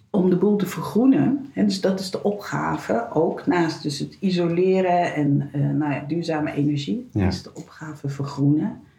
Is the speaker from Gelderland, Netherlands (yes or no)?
no; Rotterdam, South Holland, Netherlands; born there; also born or lived in Sliedrecht / Delft / Nijmegen / Enschede; now in Zwolle, Netherlands; Ik ben zo'n eh, hedendaagse nomade, geboren in Rotterdam.